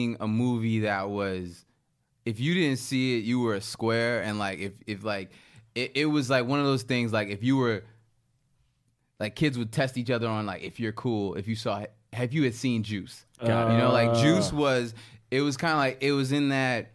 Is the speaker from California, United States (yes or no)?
no; Baltimore, Maryland, United States; My hometown, Baltimore, Maryland